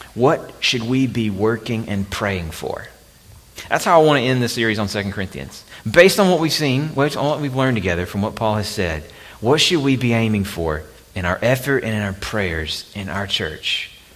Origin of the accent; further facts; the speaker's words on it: Alabama, United States; moved away; my home state of Alabama